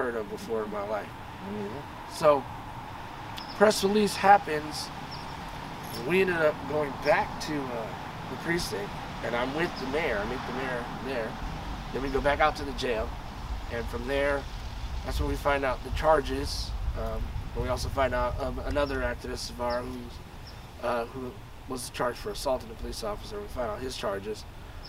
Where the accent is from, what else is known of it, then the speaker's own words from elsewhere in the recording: Bay Area, California, United States; now in San Luis Obispo, United States; I'm originally from the Bay Area, but I've lived out here for a long, long time